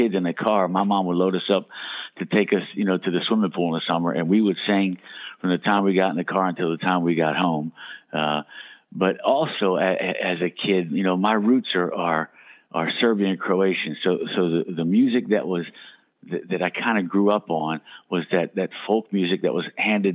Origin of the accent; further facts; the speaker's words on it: Steelton, Pennsylvania, United States; Back in my hometown, Steelton